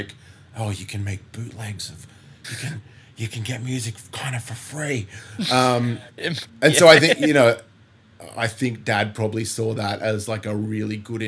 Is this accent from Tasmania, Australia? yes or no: no; Bellingen, New South Wales, Australia; also born or lived in Coffs Harbour; the town that I kind of would cite as my hometown is Bellingen.